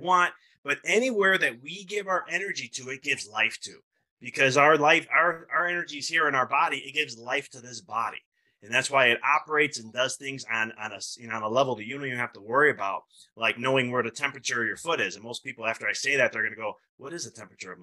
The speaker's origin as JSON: {"language": "English", "town": "Chicago", "region": "Illinois", "country": "United States", "moved": "yes", "said": "I'm originally from Chicago"}